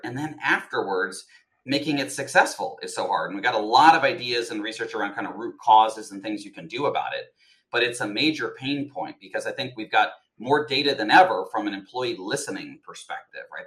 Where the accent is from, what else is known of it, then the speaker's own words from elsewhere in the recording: Colorado, United States; moved away as an adult; also born or lived in Texas; now in New York, United States; I was born in Texas, but spent most of my life in Colorado